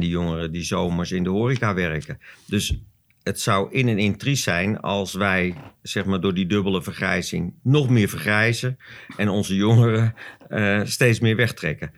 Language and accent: Dutch; Zandvoort, North Holland, Netherlands; ik ben geboren op Zandvoort, ook dat nog. Dus ik heb ook nog eh, mijn hele leven eh, hier gewoond.